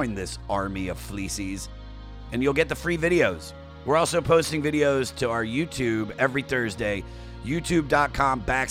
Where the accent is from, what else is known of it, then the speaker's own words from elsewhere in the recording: Washington, District of Columbia, United States; I'm headlining the DC Improv in Washington, DC, my hometown